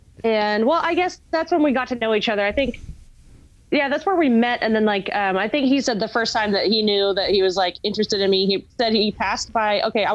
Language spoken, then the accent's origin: English; Federal Way, Washington, United States; I'm from Federal Way.